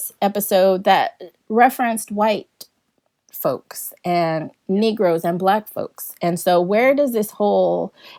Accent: San Diego, California, United States; moved away as an adult; now in Texas, United States; I was born and raised in San Diego, California, but I've been living here in Texas since, I've been living here in Texas for 20 years now

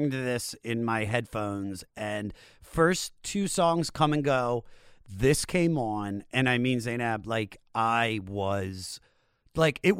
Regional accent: Washington, District of Columbia, United States; I grew up in the Washington, D.C. area.

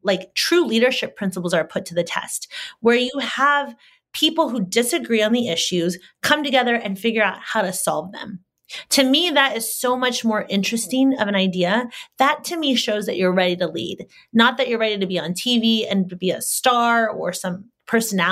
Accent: Solano County, California, United States; I grew up in Solano County

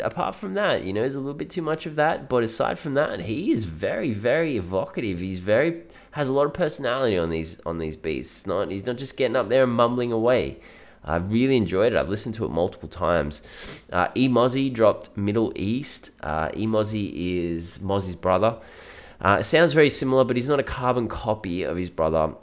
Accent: Australia; I am Australian

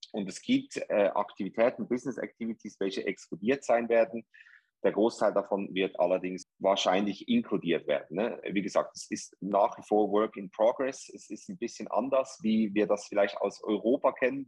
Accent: Zurich, Switzerland; accent: Swiss; moved away as an adult; also born or lived in New York; now in Dubai, United Arab Emirates; Ich bin ursprünglich aus Zürich, aus der Schweiz.

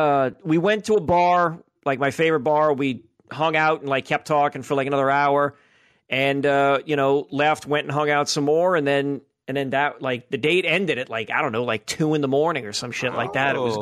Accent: New Orleans, Louisiana, United States; I'm from New Orleans

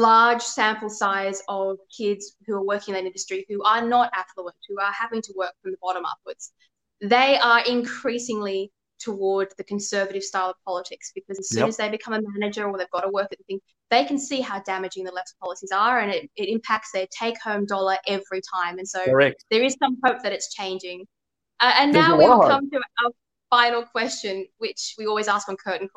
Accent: Sydney, New South Wales, Australia; I was born on the North Shore of Sydney. I went to school there in a private school

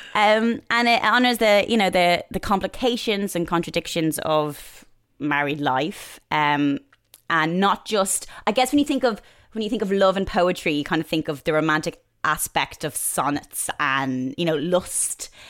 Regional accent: just outside Dublin, Leinster, Ireland; moved away as an adult; now in London, United Kingdom; just outside Dublin where I grew up

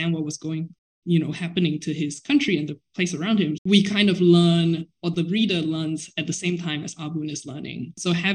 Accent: Singapore; moved away as an adult; I am Singaporean and I grew up in Singapore.

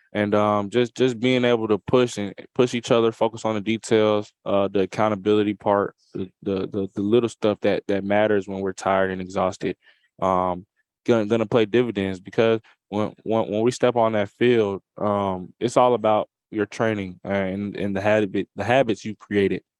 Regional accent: Atlanta, Georgia, United States; here in S E C Media Day in my hometown

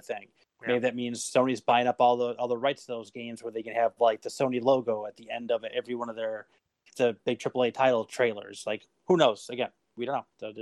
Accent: United States; I'm an American.

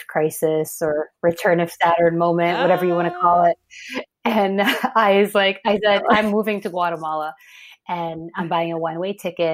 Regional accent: Framingham, Massachusetts, United States; I'm from Framingham.

